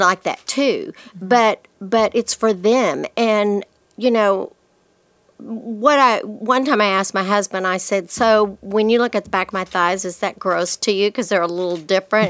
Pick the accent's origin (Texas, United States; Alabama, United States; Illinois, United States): Texas, United States; Lubbock; I'm from Lubbock